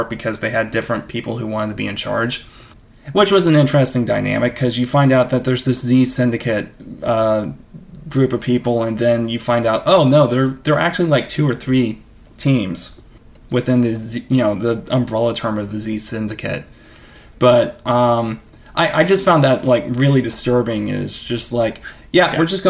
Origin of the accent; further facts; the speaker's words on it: United States; I'm an American